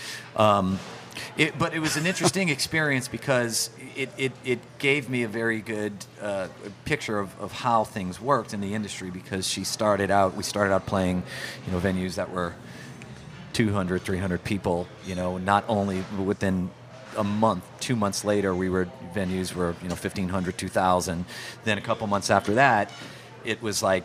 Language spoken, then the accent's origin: English; New Orleans, Louisiana, United States; moved away as an adult; also born or lived in Los Angeles; I love New Orleans. I mean, it's where I grew up